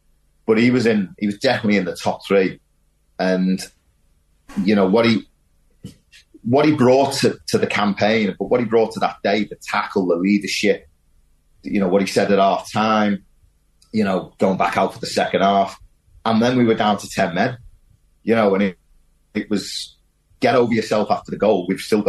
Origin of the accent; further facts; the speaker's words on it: Wirral, North West England, United Kingdom; Yeah, I mean, I'm from the Wirral. You know, I was born there.